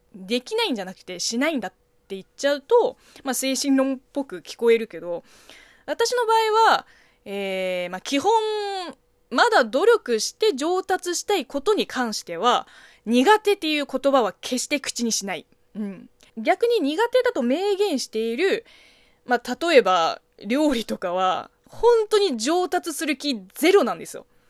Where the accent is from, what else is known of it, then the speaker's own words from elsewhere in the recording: China; moved away; 中国生 まれ、中国育ちの私